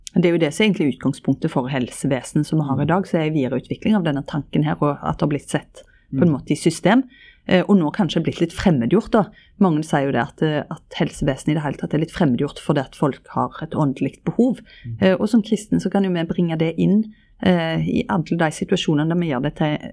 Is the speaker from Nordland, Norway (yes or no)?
no; Ryfylke, Rogaland, Norway; i Ryfylke, der jeg er ifra